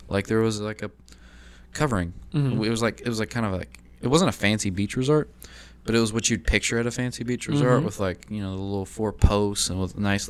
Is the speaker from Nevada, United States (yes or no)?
no; Lexington, Kentucky, United States; my hometown of Lexington, Kentucky.